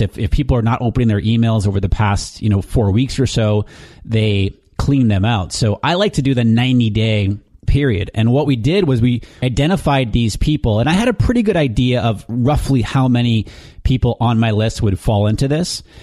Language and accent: English; New Hampshire, United States; moved away; I'm originally from New Hampshire, and my mom lives back there with my sisters